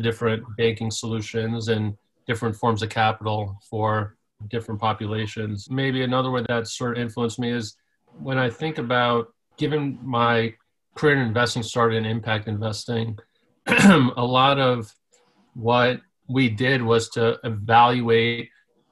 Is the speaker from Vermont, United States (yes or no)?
no; New York City, New York, United States; I grew up in Staten Island, New York, which I like to say is the forgotten borough of New York City